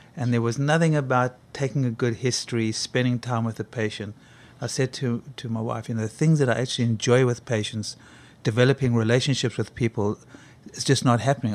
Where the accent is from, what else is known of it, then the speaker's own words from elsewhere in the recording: South Africa; moved away as an adult; growing up in South Africa, when you grow up in South Africa during apartheid, you know it's a rotten system